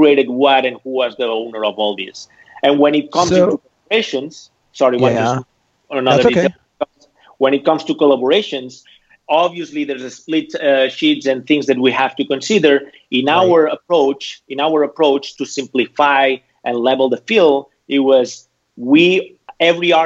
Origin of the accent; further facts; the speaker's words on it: Barcelona, Catalonia, Spain; moved away as an adult; also born or lived in Amsterdam / San Francisco; now in Los Angeles, United States; I'm originally from Barcelona